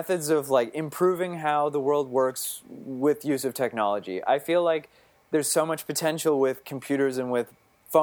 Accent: Fredericton, New Brunswick, Canada; moved away as an adult; also born or lived in Ottawa, Canada; now in New York City, United States; So I'm from Fredericton, New Brunswick. It's on the east coast of Canada. Mm-hmm. And I was born and raised there.

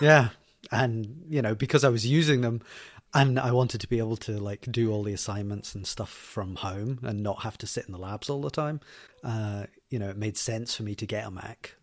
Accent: Glasgow, Scotland, United Kingdom; Scotland. That's where I'm from. I'm from Glasgow

